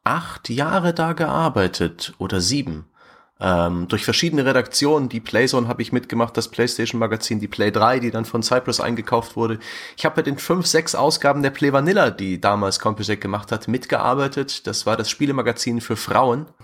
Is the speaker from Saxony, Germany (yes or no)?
yes; near the German-Czech border, eastern Saxony, Germany; moved away; also born or lived in Fürth; Ich bin im tiefen Osten geboren, nahe der deutsch-tschechischen Grenze in Ostsachsen